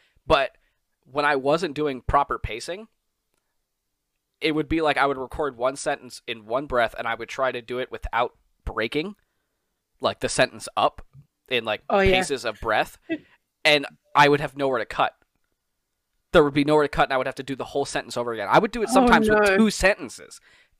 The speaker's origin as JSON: {"language": "English", "region": "New York", "country": "United States", "lives_now": "Pennsylvania, United States", "said": "yeah, I'm from New York, but I moved to Pennsylvania."}